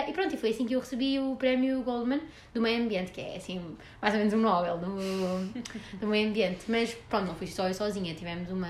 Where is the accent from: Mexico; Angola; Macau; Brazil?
Mexico; Portuguese is a second language; tenho 57 anos e nasci no México e vivi lá a minha vida toda.